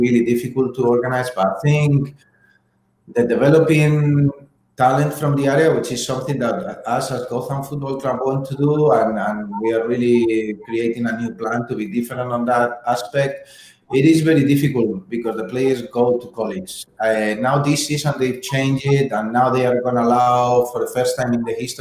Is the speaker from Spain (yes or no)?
yes; Spain; now in United States; I'm from Spain